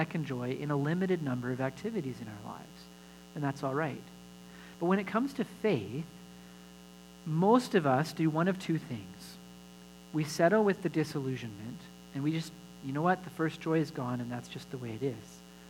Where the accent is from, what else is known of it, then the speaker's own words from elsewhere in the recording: Alberta, Canada; I grew up in Alberta, and they gave us our learner's licenses when we were 14